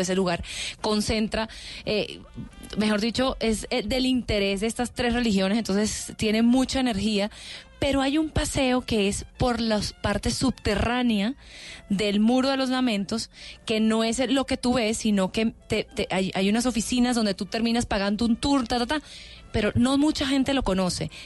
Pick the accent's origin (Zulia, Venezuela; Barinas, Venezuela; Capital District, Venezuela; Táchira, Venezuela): Capital District, Venezuela; Caracas; moved away as an adult; now in Colombia; yo soy venezolana, yo soy de Caracas